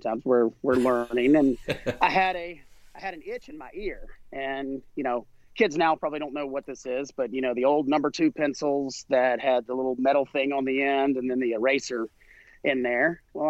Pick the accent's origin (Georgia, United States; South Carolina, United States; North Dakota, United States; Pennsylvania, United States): South Carolina, United States; down here in the South. I grew up in South Carolina.